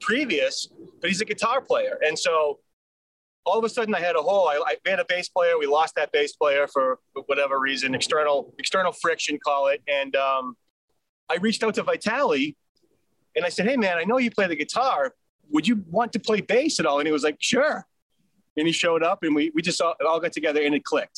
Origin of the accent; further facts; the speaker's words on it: Boston, Massachusetts, United States; I'm from Boston. I'm from here